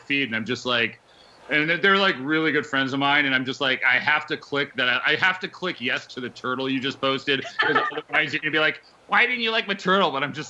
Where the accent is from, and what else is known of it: Connecticut, United States; born or raised there